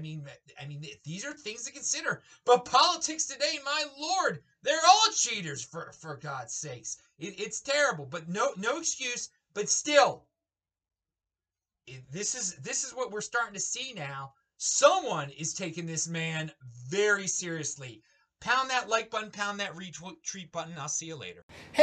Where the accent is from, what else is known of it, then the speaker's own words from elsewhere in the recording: Baltimore, Maryland, United States; I grew up in the Jewish suburbs of Baltimore.